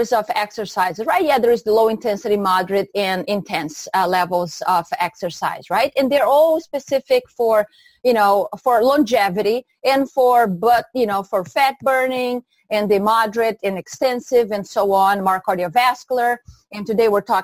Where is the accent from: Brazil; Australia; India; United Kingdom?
Brazil; moved away as an adult; now in United States; I'm originally from Brazil